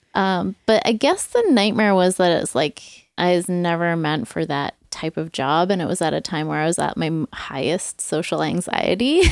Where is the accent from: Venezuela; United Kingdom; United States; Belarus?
United Kingdom; England; growing up in England, that was like a food that was like, you know, felt like home and like reminds me of childhood